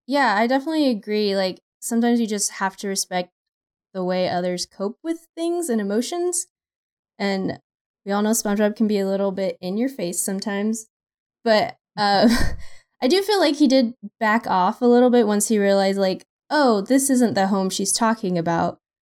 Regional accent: Texas, United States; Austin's about, like, an hour and a half away from where my family is

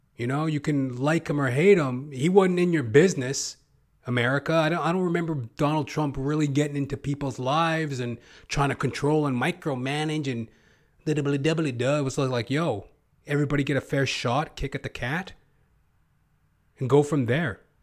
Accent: Canada; I am a Canadian

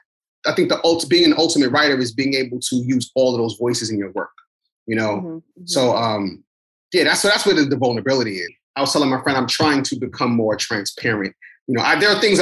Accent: New York City, New York, United States; I come from Brooklyn. Like, you know, we're in New York City, period. You just are raised to be tough and guarded

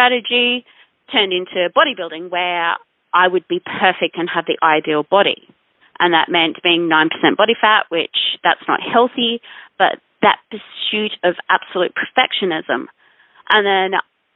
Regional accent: Noosa, Queensland, Australia; moved away; also born or lived in Ayers Rock; I'd left my hometown of Noosa, which is where I grew up, a little country or seaside town.

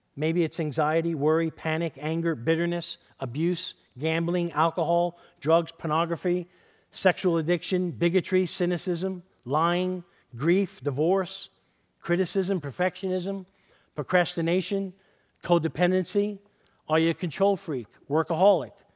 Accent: New York City, New York, United States; now in Southern California, United States; I grew up in East Harlem in, in New York City

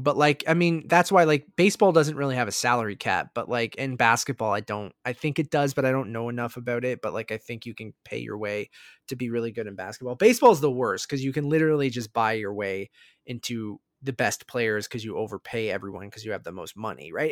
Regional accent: Toronto, Ontario, Canada; I'm from the Toronto area

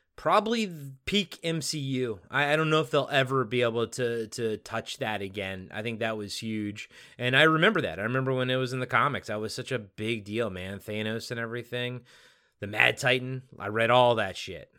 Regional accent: Maryland, United States; I grew up in Maryland, so we were a, an Orioles household

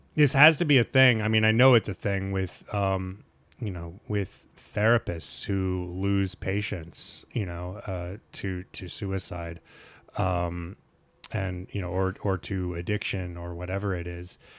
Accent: Nebraska, United States; my high school, and I grew up in Nebraska

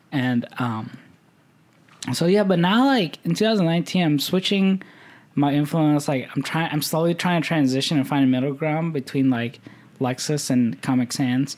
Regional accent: Midwest, United States; growing up in the Midwest

